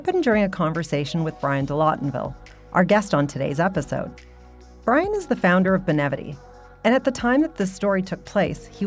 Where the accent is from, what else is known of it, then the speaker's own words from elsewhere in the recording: Canada; I was born and raised in Canada, attended post-secondary here, and have spent my entire professional career here.